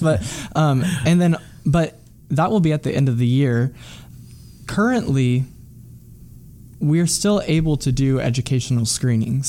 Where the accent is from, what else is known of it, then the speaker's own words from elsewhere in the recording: Midwest, United States; somebody growing up in the Midwest who identifies with that community